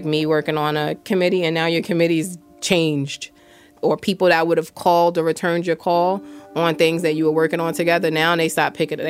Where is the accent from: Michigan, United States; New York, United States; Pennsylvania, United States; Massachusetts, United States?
New York, United States; now in Camden, United States; I'm not from South Jersey, so I'm from New York